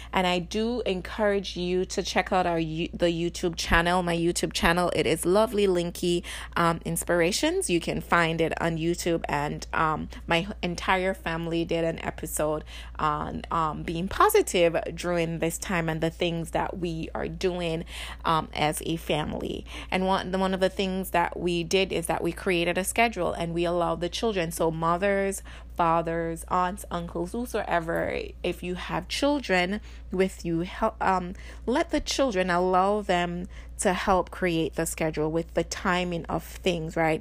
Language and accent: English; Jamaica; now in Illinois, United States; being Jamaican